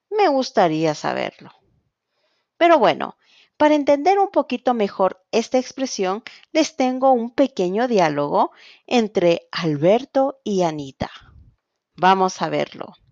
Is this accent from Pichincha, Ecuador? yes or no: yes; Quito, Pichincha, Ecuador; soy de Quito, Ecuador, profesora de español y coordinadora de Spansol School.